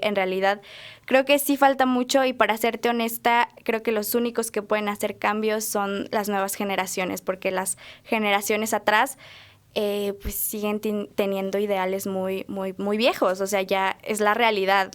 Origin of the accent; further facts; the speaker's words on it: Acambay, State of Mexico, Mexico; en Acambay, de donde soy